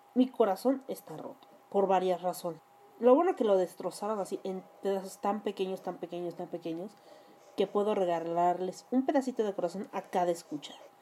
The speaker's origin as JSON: {"language": "Spanish", "country": "Mexico"}